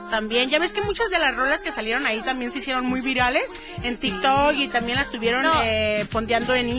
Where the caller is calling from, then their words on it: Zacapu, Michoacán, Mexico; Desde Zacapu